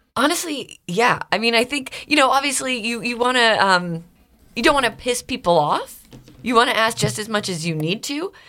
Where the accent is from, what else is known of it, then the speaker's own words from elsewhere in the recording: Stouffville, Ontario, Canada; accent: Canadian; moved away as an adult; also born or lived in Toronto, Canada; now in Philadelphia, United States; I grew up in Stouffville, which is a little suburb outside